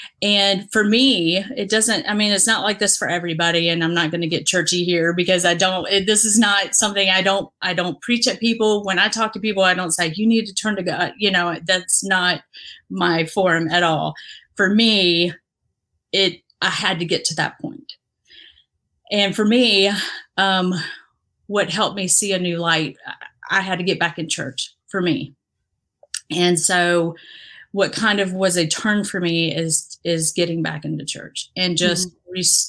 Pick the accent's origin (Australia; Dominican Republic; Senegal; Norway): Dominican Republic; also born or lived in Haiti / Mexico; But I grew up in the Dominican Republic, had lived a little, a year in Haiti, a year in Mexico. So I grew up all over, but spent most of my years in the Dominican.